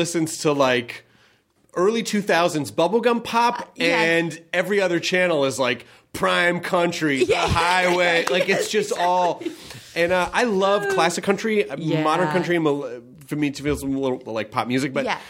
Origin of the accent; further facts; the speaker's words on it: Memphis, Tennessee, United States; also born or lived in Kentucky; Yeah, I did. I'm from Memphis. I was born in Kentucky, but I grew up in Memphis.